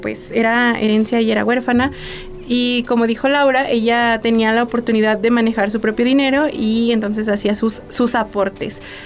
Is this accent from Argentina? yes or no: no; Mexico; todos como mexicanos